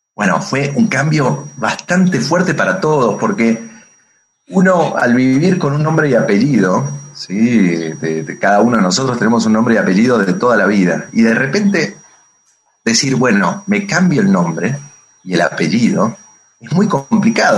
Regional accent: Buenos Aires, Argentina; moved away as an adult; also born or lived in Santa Fe; now in Mexico; De Buenos Aires. Nací, nací en la capital federal de Buenos Aires, porteño, como dirían todos en Argentina.

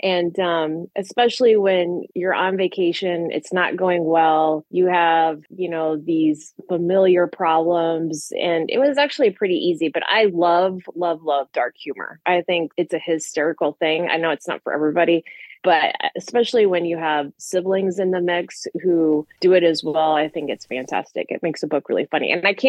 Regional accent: United States; I'm an American, so anything outside of our country seems like a good backdrop to use as a book for at least a selling point, you know.

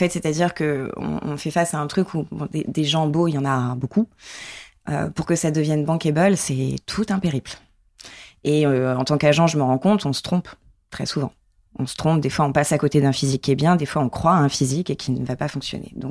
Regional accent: Limoges, Nouvelle-Aquitaine, France; grandi à Limoges.

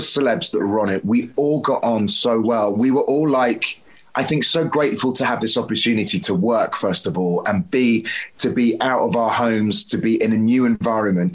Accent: Devon, South West England, United Kingdom; I grew up in Devon as a child.

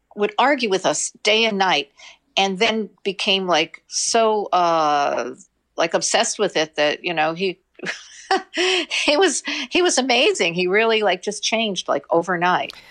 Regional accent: New York City, New York, United States; we grew up in the Bronx

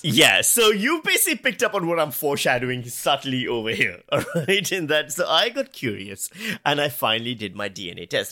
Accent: Pakistan; now in Australia; I'm Pakistani. I was born in Pakistan, I grew up in Pakistan.

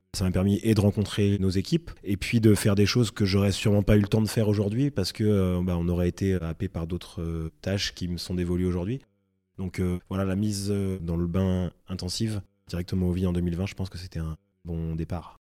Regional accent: Reims, Grand Est, France; moved away as an adult; also born or lived in Paris; J'ai grandi à Reims

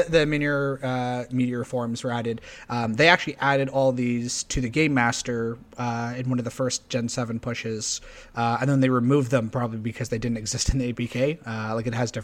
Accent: Canada; We're Canadian.

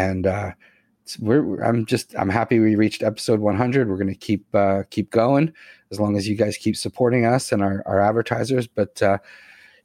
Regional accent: Boston, Massachusetts, United States; growing up in Boston area

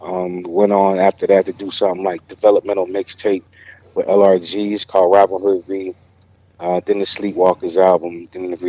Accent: Winston-Salem, North Carolina, United States; I'm from Winston-Salem

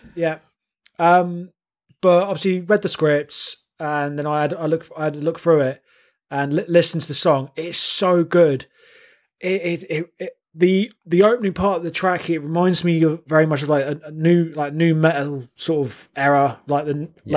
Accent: High Wycombe, South East England, United Kingdom; accent: Wycombe; I'm from High Wycombe

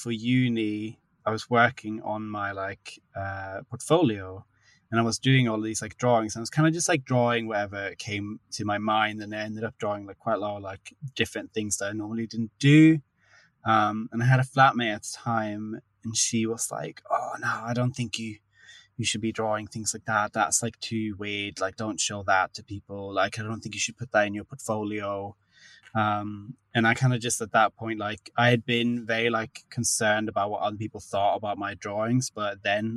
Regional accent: Sweden; moved away as an adult; now in London, United Kingdom; I'm from Sweden originally, but I've been based in London for the past, it's like 8 years now

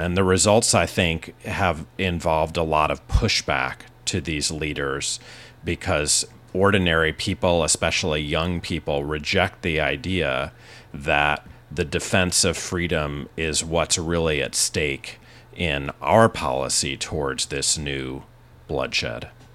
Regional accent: United States; I'm an American citizen

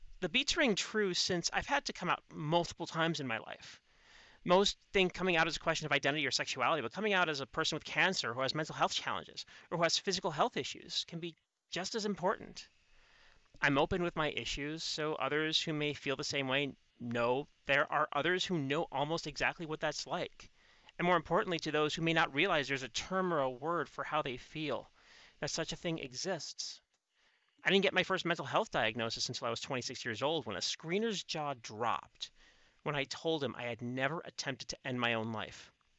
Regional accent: Chicago, Illinois, United States; accent: Chicago; now in Canada; I still have legacies of being born in the States. My accent, though it's shifted, still is based in my Chicago dialect, though with modifications over time.

